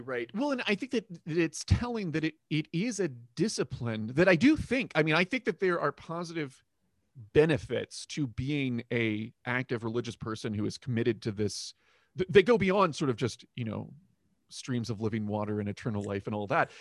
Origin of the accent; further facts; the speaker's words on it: Florida, United States; I grew up in Florida